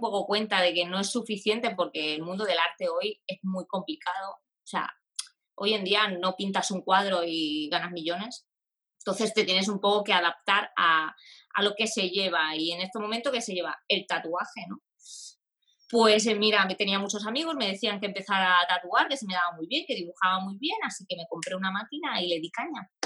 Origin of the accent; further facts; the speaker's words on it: Sabadell, Catalonia, Spain; yo soy de Sabadell, de una ciudad aquí en Barcelona